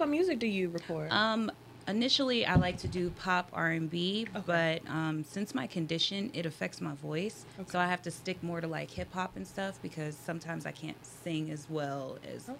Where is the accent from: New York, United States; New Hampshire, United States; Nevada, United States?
Nevada, United States; Las Vegas; I was born and raised in Las Vegas